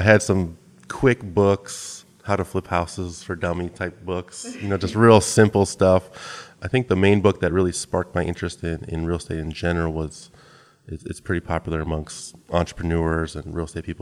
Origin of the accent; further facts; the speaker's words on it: Minnesota, United States; moved away as an adult; also born or lived in San Diego; now in Bay Area, United States; I grew up in the Midwest in Minnesota